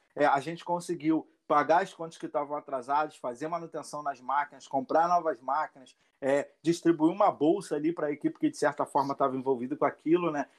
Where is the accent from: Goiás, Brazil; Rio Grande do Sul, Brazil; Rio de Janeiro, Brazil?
Rio de Janeiro, Brazil; Sou do Complexo do Alemão a vida inteira é, minha infância aqui nesse lugar, desde criança